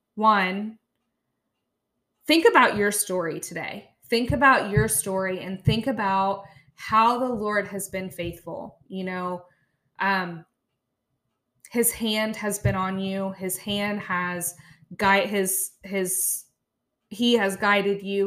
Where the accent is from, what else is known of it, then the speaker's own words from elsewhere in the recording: Chillicothe, Ohio, United States; also born or lived in India; came to Chillicothe, Ohio. So I have been here since I was about fourteen and a half months old. Um, raised in a wonderful family